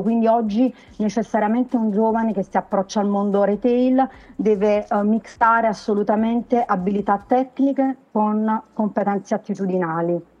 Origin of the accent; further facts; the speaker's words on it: Naples, Campania, Italy; accent: Neapolitan (partenopeo); ha un DNA tutto partenopeo, si sente anche dal mio accento